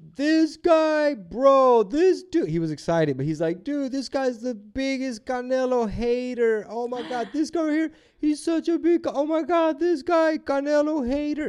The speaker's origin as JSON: {"language": "English", "town": "Houston", "region": "Texas", "country": "United States", "said": "I'm from Houston"}